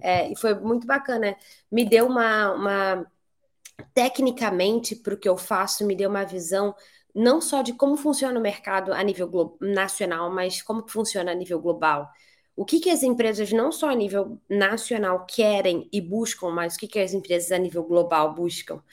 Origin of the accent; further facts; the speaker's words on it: Rio de Janeiro, Brazil; also born or lived in Barcelona; sou do Rio de Janeiro